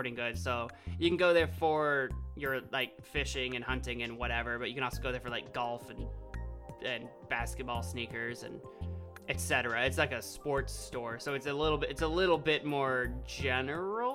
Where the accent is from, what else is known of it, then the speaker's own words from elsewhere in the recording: Illinois, United States; I'm from Illinois